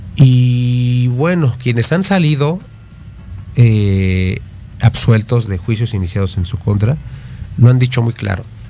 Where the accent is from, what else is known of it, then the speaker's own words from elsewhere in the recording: Mexico; estamos parados nosotros como mexicanos